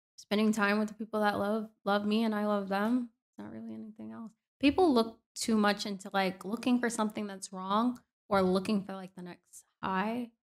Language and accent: English; Orlando, Florida, United States; now in Miami, United States; I was in my hometown of Orlando